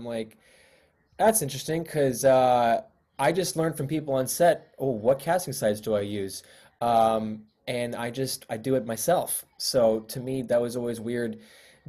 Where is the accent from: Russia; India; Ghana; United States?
United States; New York City, New York; moved away as an adult; now in Los Angeles, United States; I was born and raised in Queens, and I came out to college here